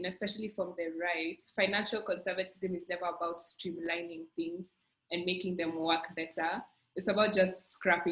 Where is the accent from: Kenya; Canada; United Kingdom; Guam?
Kenya; as a Kenyan